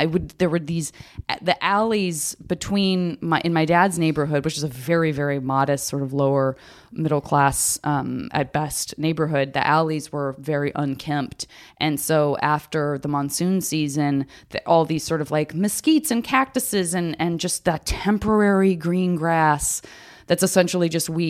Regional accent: Arizona, United States; Me too. I'm from Arizona.

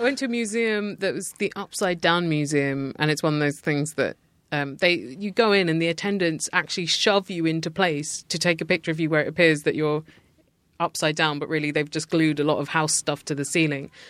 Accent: United Kingdom; as a British person.

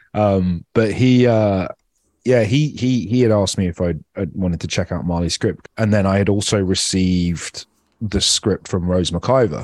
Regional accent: United Kingdom; moved away as an adult; now in United States; being Indian but being British

